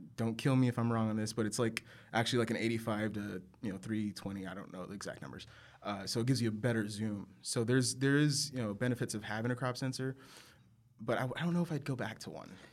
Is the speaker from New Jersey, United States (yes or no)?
no; San Angelo, Texas, United States; now in Austin, United States; originally Texas native, born in uh, West Texas, small little city called San Angelo, Texas